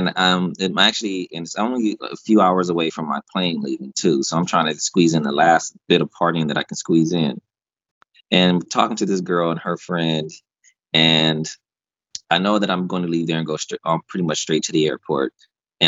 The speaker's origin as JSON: {"language": "English", "country": "United States", "said": "I'm an American"}